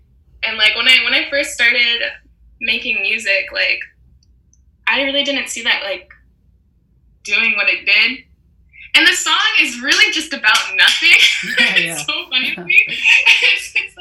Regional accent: Toronto, Ontario, Canada; growing up in Toronto

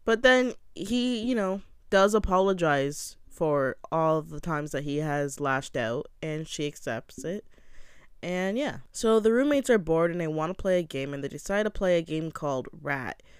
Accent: Canada; I'm from Canada

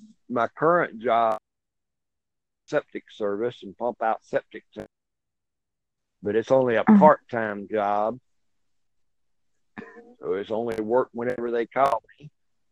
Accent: Plains, Georgia, United States; I was born here in Georgia, and I have been as far away as Oklahoma, but I always come back.

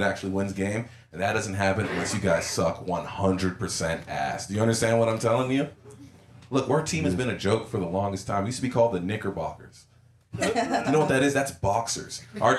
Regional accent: New York City, New York, United States; I was born in Harlem.

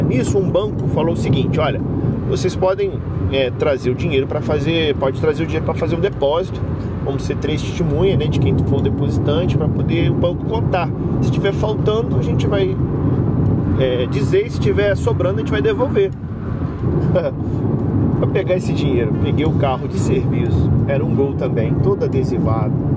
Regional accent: interior of Rio de Janeiro, Brazil; a gente é do interior aqui do Rio de Janeiro

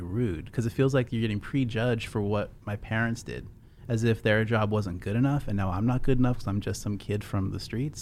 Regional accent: California, United States; moved away as an adult; also born or lived in Seattle, Washington; now in Texas, United States; I came from California. I was born on the West Coast, over in Seattle. I lived in California most of my life

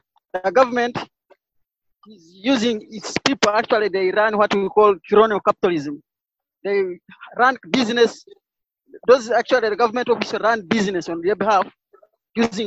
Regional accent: Uganda; I'm from Uganda

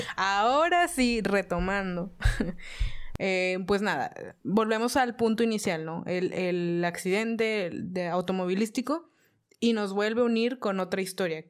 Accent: Mexico; estoy en México y soy mexicana

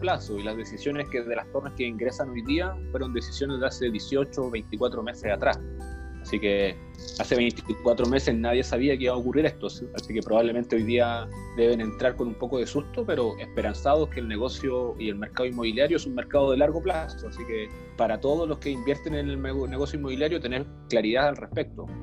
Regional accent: Iquique, Tarapacá, Chile; now in Santiago, Chile; soy iquiqueño, siempre destaco eso para que la gente lo sepa, la gente de regiones también haciendo patria aquí en Santiago

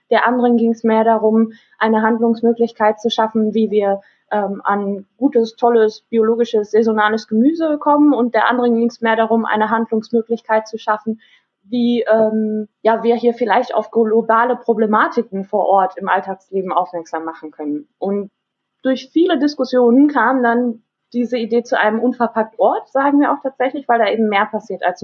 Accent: Dortmund, North Rhine-Westphalia, Germany; bin nach Dortmund zurück, also in meine Heimatstadt, weil ja hier die Mieten ein bisschen günstiger sind.

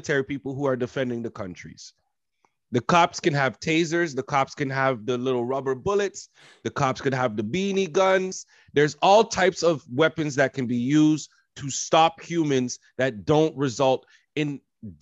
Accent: Canada; we're from Canada.

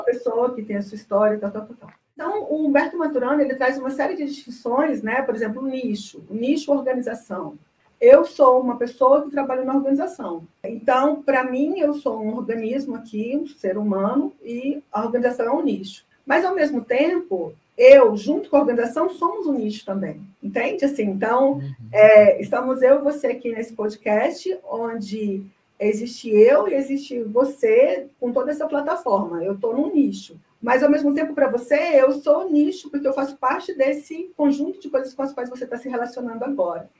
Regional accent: Goiânia, Goiás, Brazil; moved away as an adult; now in Brasília, Brazil; eu sou de Goiânia, mas eu mudei para Brasília já há muito tempo. Vim para Brasília para fazer uma pós-graduação

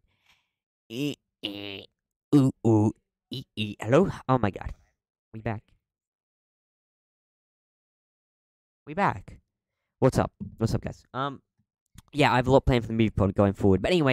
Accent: Australia; I'm Aussie

